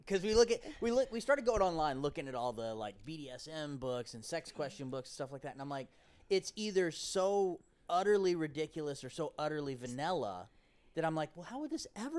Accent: Florida, United States; moved away; We're from Florida

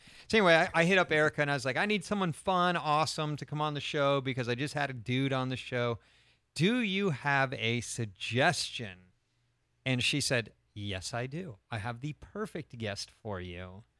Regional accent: Ireland; I am Irish.

